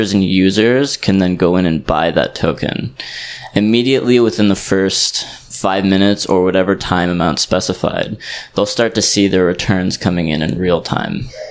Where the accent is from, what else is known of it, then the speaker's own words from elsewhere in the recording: Canada; moved away as an adult; also born or lived in Southeast Asia; I'm actually coming from Canada, but I've been living in Southeast Asia for around a year now